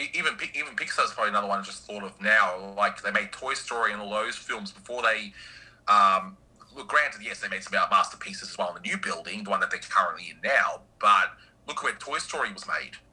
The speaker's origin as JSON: {"language": "English", "country": "Australia", "said": "as an Aussie"}